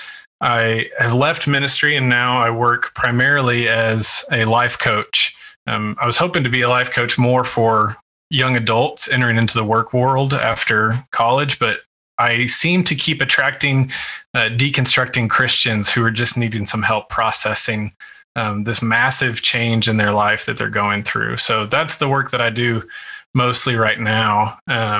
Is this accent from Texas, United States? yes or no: yes; West Texas, United States; I grew up in West Texas